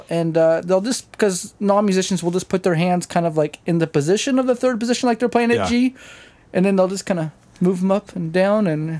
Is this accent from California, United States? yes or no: yes; San Miguel, California, United States; also born or lived in Riverside, California / Paso Robles, California / Humboldt, California; We moved to Paso when I was 3 and then San Miguel when I was 4. And I pretty much grew up in San Miguel from 4 to 14.